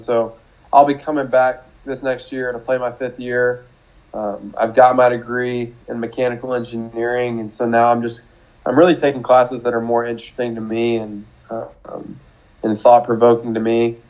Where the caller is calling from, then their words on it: Fort Wayne, Indiana, United States; I'm joining you from my home here in Fort Wayne, Indiana.